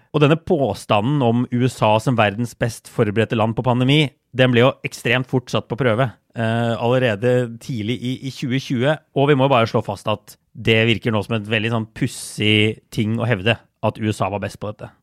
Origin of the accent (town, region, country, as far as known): Norway; moved away as an adult; now in United States